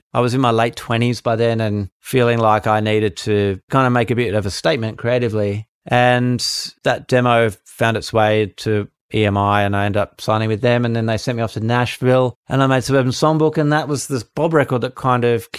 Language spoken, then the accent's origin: English; Australia; I think that's just a characteristic of being Australian, being in a relatively small country, and kind of Australian attitude towards things.